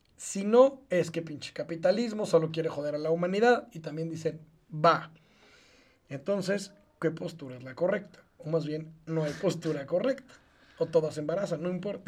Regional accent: Mexico; also born or lived in Israel; Como mexicano viviendo en este país toda la vida, un año no lo viví aquí. Un año lo viví en un país lejano llamado Israel.

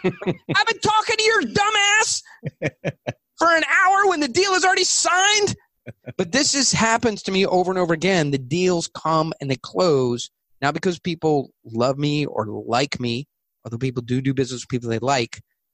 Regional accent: California, United States; But ultimately, I'm from California.

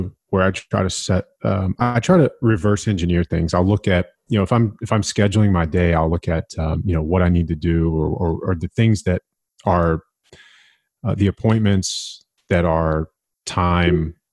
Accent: United States; I'm an American.

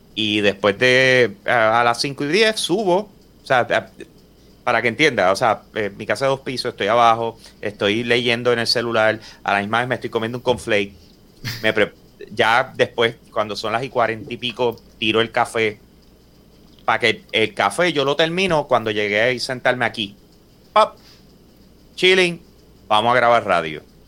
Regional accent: Puerto Rico; nosotros somos puertorriqueños

